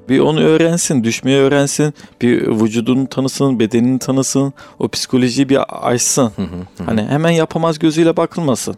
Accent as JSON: {"language": "Turkish", "region": "Kırıkkale", "country": "Turkey", "tie": "born or raised there", "said": "1989 Kırıkkale doğumluyum."}